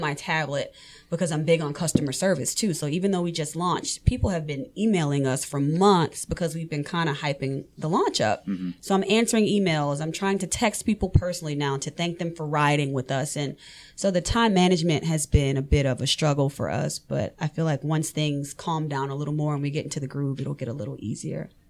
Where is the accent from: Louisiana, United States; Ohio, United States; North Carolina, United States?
Louisiana, United States; New Orleans; moved away as an adult; now in Forsyth County, Georgia, United States; I'm born and raised in New Orleans